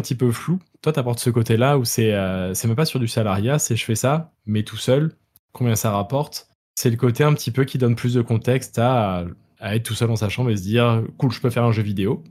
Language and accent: French; France; moved away as an adult; je suis français mais expatrié depuis 6 ans